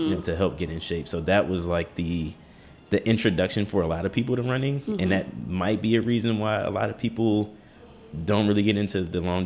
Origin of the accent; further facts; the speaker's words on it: Washington, District of Columbia, United States; Born and raised in Petworth on Webster Street.